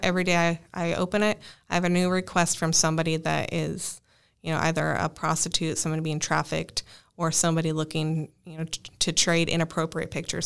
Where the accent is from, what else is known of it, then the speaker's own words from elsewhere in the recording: Northern Arizona, United States; moved away as an adult; also born or lived in Dallas, Texas; I am from Northern Arizona, where I worked as a structural and wildland firefighter for the last ten years